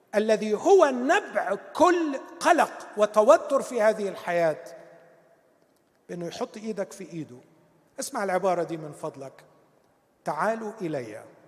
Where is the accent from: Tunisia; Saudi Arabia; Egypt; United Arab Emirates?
Egypt; بتاعتنا كمصريين